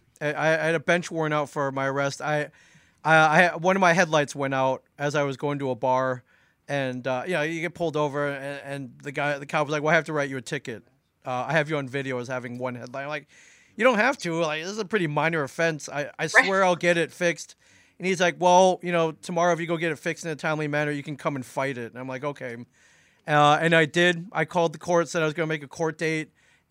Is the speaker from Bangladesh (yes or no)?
no; Midwest, United States; moved away; also born or lived in Los Angeles; So I've lived in Jersey almost 20 years. I moved around a lot. I grew up mainly in the Midwest. Spent some time out west in Los Angeles.